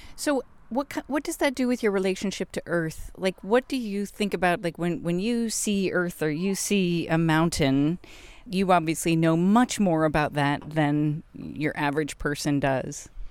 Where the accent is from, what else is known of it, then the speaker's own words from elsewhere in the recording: United States; as an American